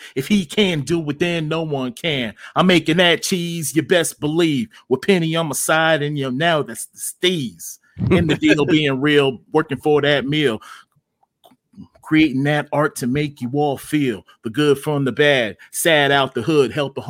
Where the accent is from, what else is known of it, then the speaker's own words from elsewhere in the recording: Ann Arbor, Michigan, United States; also born or lived in Ypsilanti; Born and raised in Ann Arbor, Michigan.